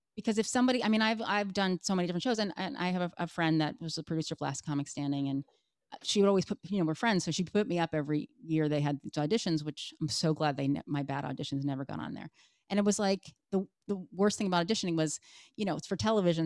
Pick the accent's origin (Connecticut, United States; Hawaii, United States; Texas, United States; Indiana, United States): Connecticut, United States; also born or lived in Massachusetts; I was born in Massachusetts, and uh, and then I lived in Connecticut. I moved to Connecticut when I was five